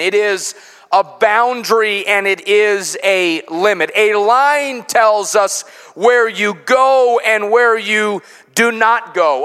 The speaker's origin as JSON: {"language": "English", "town": "Chicago", "region": "Illinois", "country": "United States", "tie": "born or raised there", "moved": "yes", "lives_now": "Cabot, United States", "said": "I grew up in Chicago in the Midwest"}